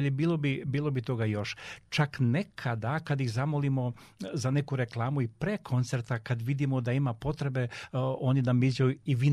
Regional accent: Serbia; Um, mi kao Srbi smo specifičan um, narod, moram to, moram to reći, ali u najpozitivnijem smislu e, i zbog temperamenta, zbog kreativnosti, zbog snalažljivosti.

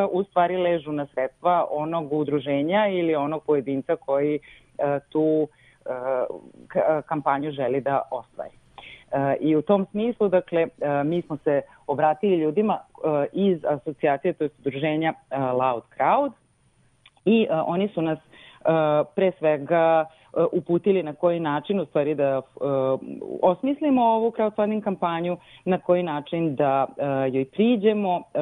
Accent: Serbia

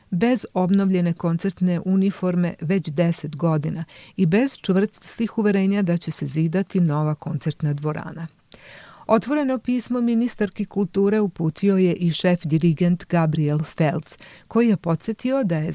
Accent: Serbia; kod nas u Srbiji

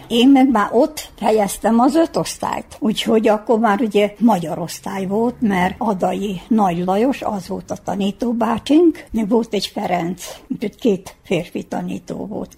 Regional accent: Titel, Vojvodina, Serbia; now in Mözs, Hungary; akkor hát én már ott nevelettem. Én már akkor ott mentem iskolába, úgyhogy én magyar magyarul tanultam mindent

